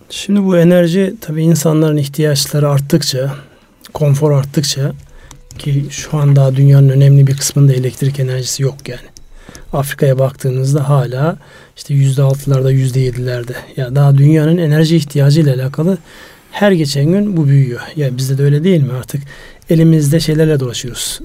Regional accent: Turkey; moved away; Benim memleketime kar yağmaz oldu ya. Kars Ardahan

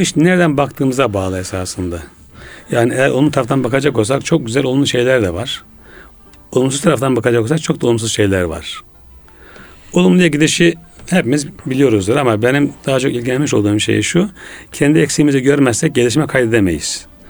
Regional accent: Ulubey, Ordu, Turkey; moved away as an adult; now in Istanbul, Turkey; ben 1961 senesinde Ordu'da doğdum. Ulubey Ohtamış köyünde. Ee, memleketimde ilkokul, ortaokul, liseyi bitirdikten sonra

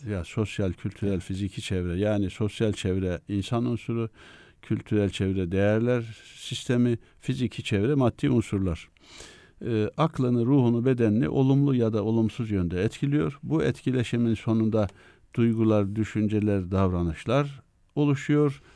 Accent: Mesudiye, Ordu, Turkey; moved away as an adult; also born or lived in Üsküdar, Istanbul / Ankara; now in Istanbul, Turkey; ben e, köken itibariyle Ordu Mesudiye doğumluyum

